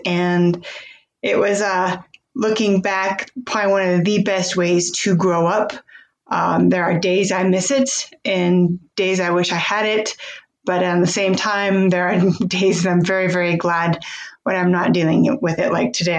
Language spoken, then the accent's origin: English; Philipsburg, Montana, United States; I grew up here in Phillipsburg, Montana, and was raised on a cattle ranch for my first 18 years of life.